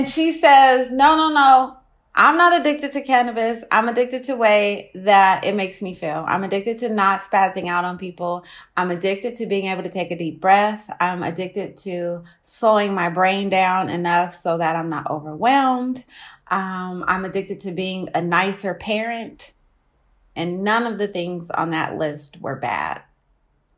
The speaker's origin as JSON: {"language": "English", "town": "Oakland", "region": "California", "country": "United States", "said": "I'm from Oakland. I think it is safe to say that cannabis plays a major part in our lifestyle here."}